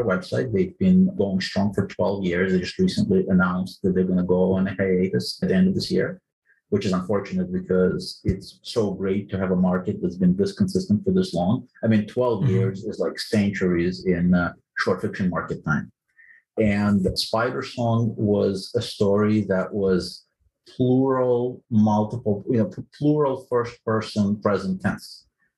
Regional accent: Ukraine; English is a second language; now in United States; I was born in the Soviet Union, and I came to the United States as a refugee in 1991. Didn't speak a word of English

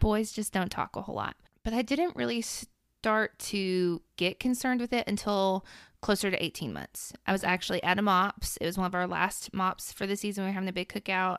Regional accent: Middle Tennessee, United States; I'm from Middle Tennessee, grown up from here.

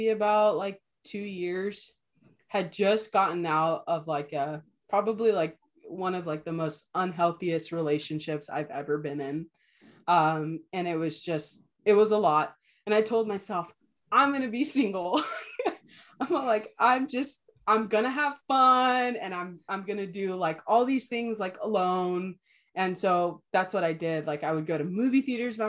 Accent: California, United States; also born or lived in Ensenada, Mexico / Los Angeles, United States; I came back to my hometown

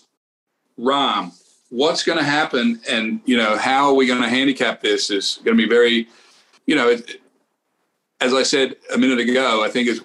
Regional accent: Australia; I'm Australian

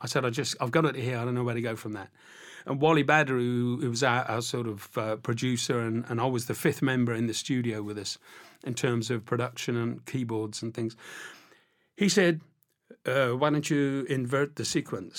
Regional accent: Isle of Wight, South East England, United Kingdom; I'm from the Isle of Wight.

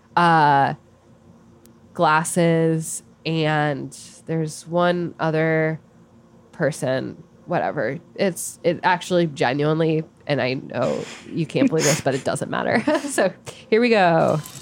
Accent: Arizona, United States; I'm from Arizona

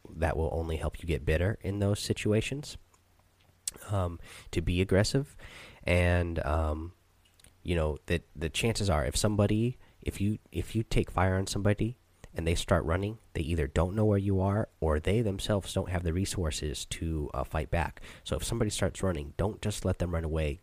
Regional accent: Seattle, Washington, United States; I'm actually from Seattle

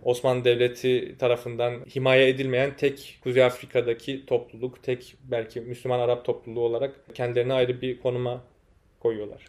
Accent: Turkey; moved away as an adult; now in Morocco; bizim memleketimizde

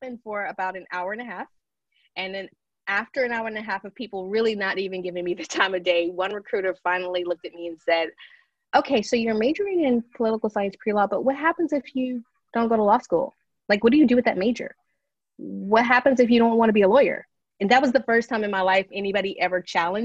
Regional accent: greater New Orleans area, Louisiana, United States; now in Baton Rouge, United States; the greater New Orleans area is where I grew up and lived until I came to Baton Rouge in 1997 for college

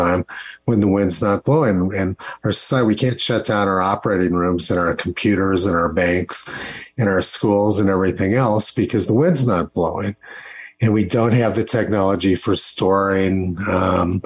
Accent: Los Alamos, New Mexico, United States; moved away; my hometown of Los Alamos, New Mexico

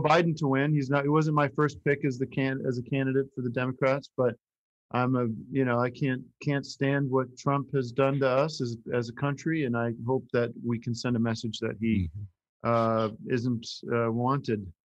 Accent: Allentown, Pennsylvania, United States; moved away; when I was growing up in the 80s, it was starting to shrink

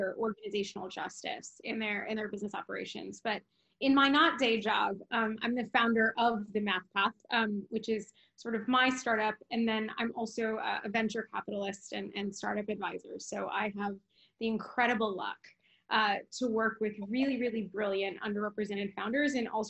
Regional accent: Midwest, United States; moved away; also born or lived in California; I'm Mexican American and I'm from the Midwest

